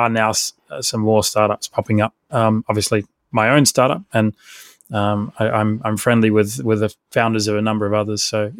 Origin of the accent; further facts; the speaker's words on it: Australia; I'm an Aussie founder and software engineer by training.